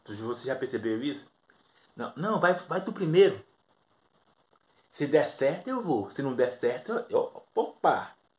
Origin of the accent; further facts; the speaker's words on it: Brazil; eu sou do Brasil